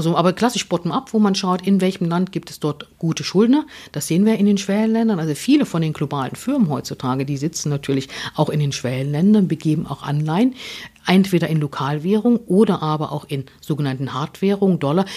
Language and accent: German; Germany; ich bin natürlich noch in der DDR aufgewachsen